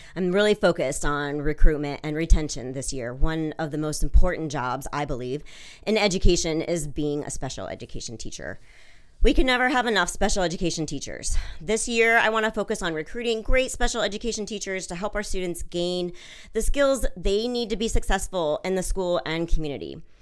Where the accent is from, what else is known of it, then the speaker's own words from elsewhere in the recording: Washington, United States; moved away as an adult; also born or lived in Switzerland / London; now in Delaware, United States; I'm originally from Washington State